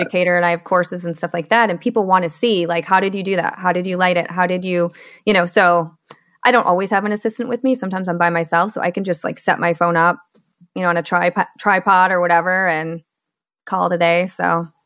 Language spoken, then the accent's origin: English; Michigan, United States; moved away as an adult; also born or lived in Seattle; I was born and raised in Michigan